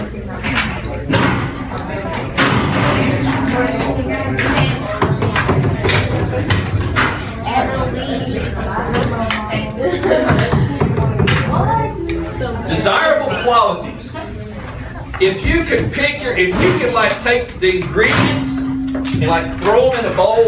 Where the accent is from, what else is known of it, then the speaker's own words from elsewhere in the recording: Louisiana, United States; moved away; for the better part of my life, I was educated, if you can call it that, in Louisiana